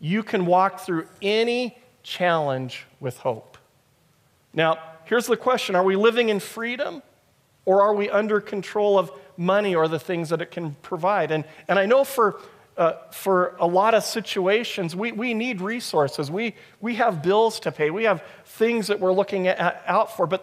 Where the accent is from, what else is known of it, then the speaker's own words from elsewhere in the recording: United States; moved away; I'm from America